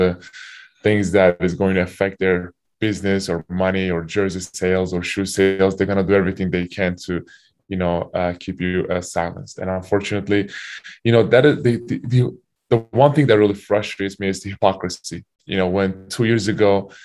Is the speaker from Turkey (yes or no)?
yes; Turkey; also born or lived in Kentucky / Utah; now in United States; my home country, Turkey